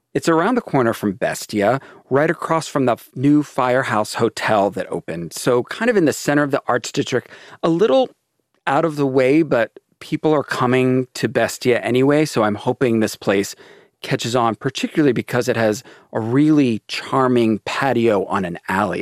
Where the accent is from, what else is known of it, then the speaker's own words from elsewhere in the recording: Maryland, United States; I grew up in Maryland